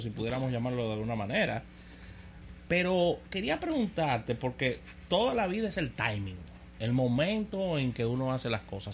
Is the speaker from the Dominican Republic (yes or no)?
yes; Dominican Republic